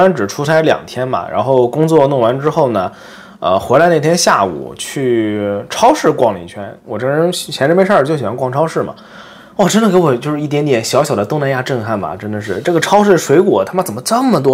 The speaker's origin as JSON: {"language": "Chinese", "town": "Nantong", "region": "Jiangsu", "country": "China", "tie": "born or raised there", "moved": "yes", "lives_now": "Japan", "said": "作为一个难通人"}